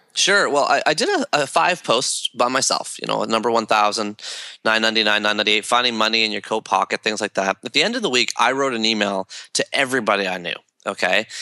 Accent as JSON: {"language": "English", "town": "Toronto", "region": "Ontario", "country": "Canada", "tie": "born or raised there", "said": "growing up in Toronto and Canada"}